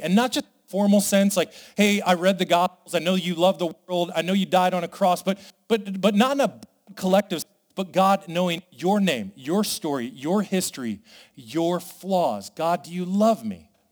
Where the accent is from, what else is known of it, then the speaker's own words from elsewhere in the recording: Las Vegas, Nevada, United States; I come from Vegas